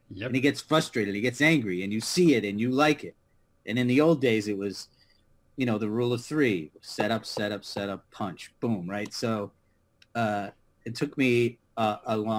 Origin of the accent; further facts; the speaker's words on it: Connecticut, United States; now in New York City, United States; I grew up in Connecticut, and I'm the youngest of five boys